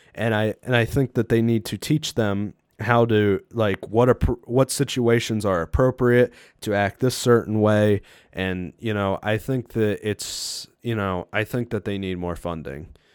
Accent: United States; as an American person

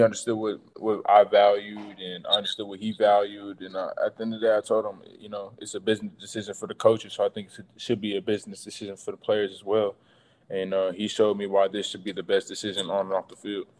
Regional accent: Tulsa, Oklahoma, United States; being able to play for my home state

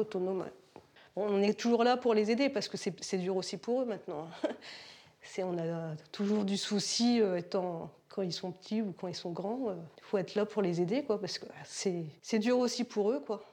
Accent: Béthisy, Hauts-de-France, France; also born or lived in Blangy / the north; je suis d'origine de Béthisy

